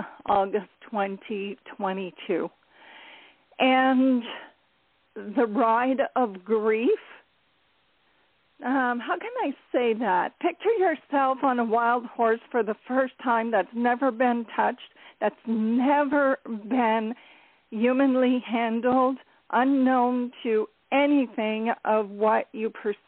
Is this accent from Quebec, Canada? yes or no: no; Ontario, Canada; I am from Ontario, Canada